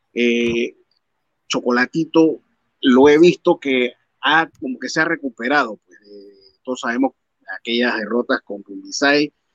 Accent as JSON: {"language": "Spanish", "country": "Mexico", "said": "como mexicano"}